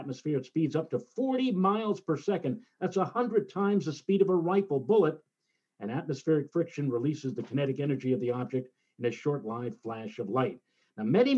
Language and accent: English; New York City, New York, United States; during my youth, when I was growing up in the Throgs Neck part of the Bronx